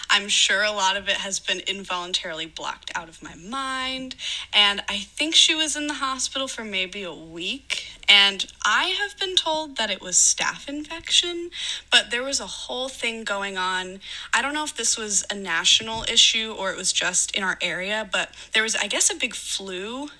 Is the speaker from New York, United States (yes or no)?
no; Daytona Beach, Florida, United States; I was born on July 16th, 1996 at 4:11 p.m. For anyone who wants my natal chart, there you go, in Daytona Beach, Florida